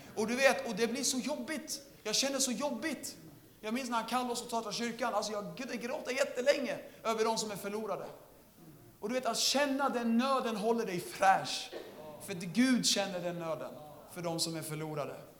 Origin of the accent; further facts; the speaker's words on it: Södertälje, Stockholm County, Sweden; Jag är från Södertälje.